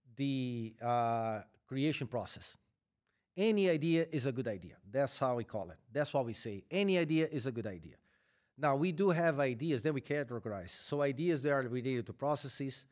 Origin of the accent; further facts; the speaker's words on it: Brazil; moved away as an adult; now in United States; I am originally from Brazil, where I started my career with Eaton. Then I got a chance to relocate to the U S